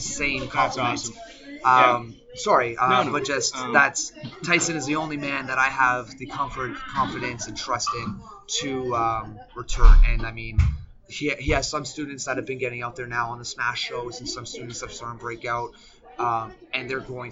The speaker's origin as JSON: {"language": "English", "town": "Mississauga", "region": "Ontario", "country": "Canada", "tie": "born or raised there", "also_born_or_lived": "Toronto / Oakville / Germany / Amsterdam", "said": "born in Toronto, raised in Mississauga, went from grade 1 to finishing high school there"}